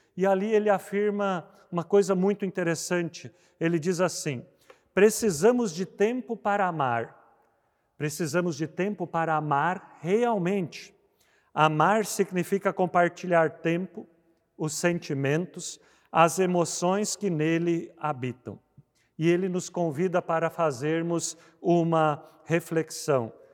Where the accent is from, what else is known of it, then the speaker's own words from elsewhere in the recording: Rio Grande do Sul, Brazil; no Rio Grande do Sul, onde eu cresci